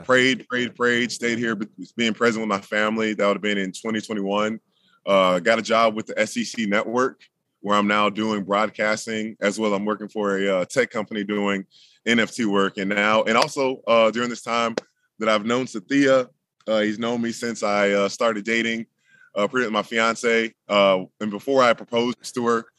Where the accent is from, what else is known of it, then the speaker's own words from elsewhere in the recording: Jacksonville, Florida, United States; I'm in, currently in Jacksonville, Florida, in the house that I grew up